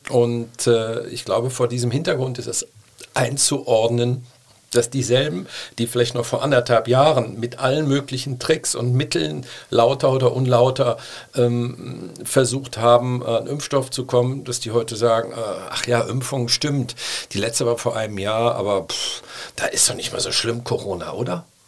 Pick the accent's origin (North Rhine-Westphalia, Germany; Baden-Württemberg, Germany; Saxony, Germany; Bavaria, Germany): North Rhine-Westphalia, Germany; Cologne; als stolzer Kölner